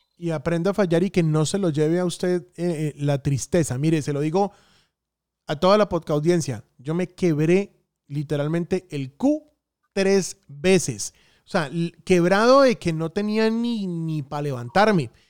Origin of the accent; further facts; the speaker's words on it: Santander, Colombia; also born or lived in Bucaramanga; now in Medellín, Colombia; mi tierrita santanderiana